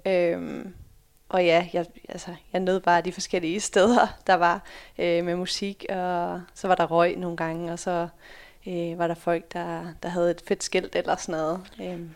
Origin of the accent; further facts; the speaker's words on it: Sørvad, Central Denmark Region, Denmark; moved away as an adult; also born or lived in Netherlands / United States / Fredericia; jeg er født i Holland, øh, flyttede allerede til Danmark, da jeg var fem måneder. Øh, flyttede til en, en lille by, der hedder Sørvad, øh, som ligger lidt over Herning